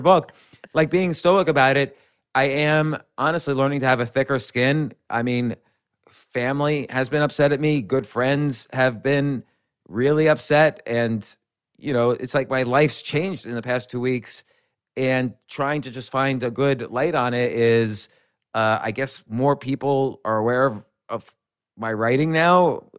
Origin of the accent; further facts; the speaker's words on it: New York City, New York, United States; I was born in Manhattan, raised right around Manhattan, and I've been in Manhattan and New York City my entire adult life